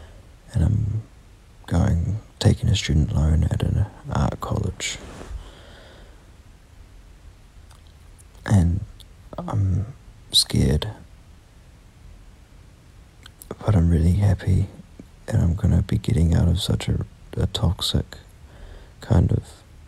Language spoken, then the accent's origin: English; New Zealand; I'm 17 from New Zealand.